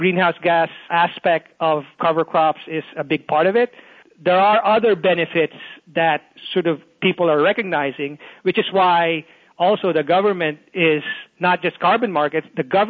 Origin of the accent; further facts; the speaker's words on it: Philippines; moved away as an adult; also born or lived in South Carolina, United States / Illinois, United States / Texas, United States; now in North Carolina, United States; Born in the Philippines, so I'm from the Philippines originally